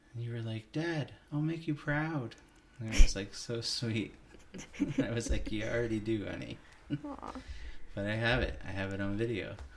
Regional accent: Hagersville, Ontario, Canada; I grew up in Hagersville, Ontario

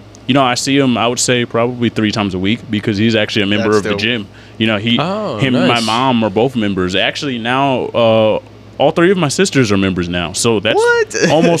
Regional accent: Syracuse, New York, United States; now in Lancaster, United States; I'm from Syracuse originally

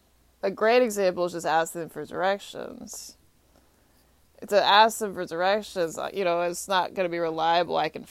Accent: Texas, United States; I grew up in Texas.

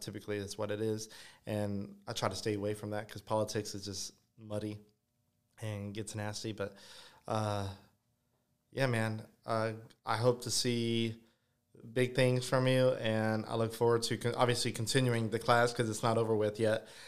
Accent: Ville Platte, Louisiana, United States; Vileplat, literally pretty much my hometown

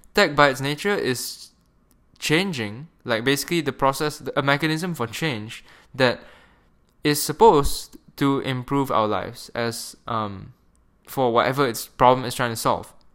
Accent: Malaysia; moved away as an adult; I'm a Malaysian, and I grew up in Malaysia for, like, eighteen years of my life

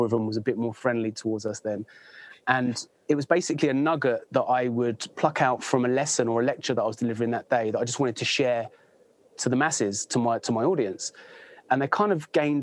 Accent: Bedford, East of England, United Kingdom; moved away as an adult; also born or lived in Thailand / United States; now in West Sussex, United Kingdom; I'm from Bedford.

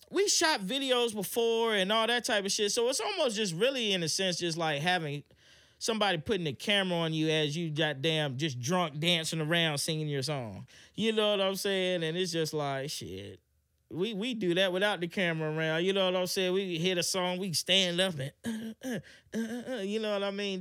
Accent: Hampton, Virginia, United States; also born or lived in Atlanta; I'm from Hampton, and, um, I grew up in the church.

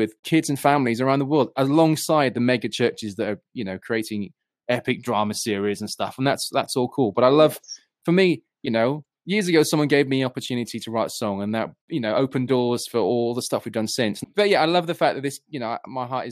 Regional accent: United Kingdom; I'm this Brit

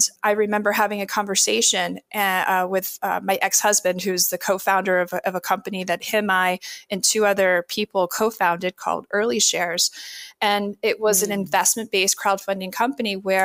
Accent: New Jersey, United States; moved away as an adult; also born or lived in Miami, Florida; I was born in New Jersey, grew up in a very rural part of the state in South Jersey

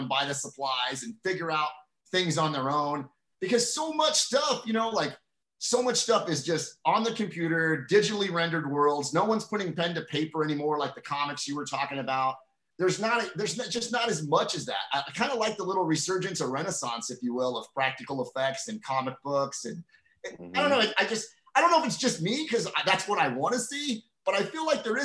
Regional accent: Donora, Pennsylvania, United States; moved away; also born or lived in Charleroi, Pennsylvania; the culture of growing up in Western Pennsylvania

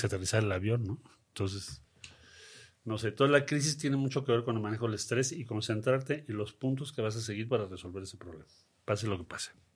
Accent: Mexico City, Mexico; Crecimos en Coyoacán

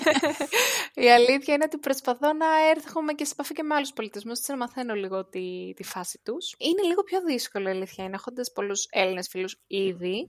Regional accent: Greece; now in Netherlands; κατεβαίνω Ελλάδα

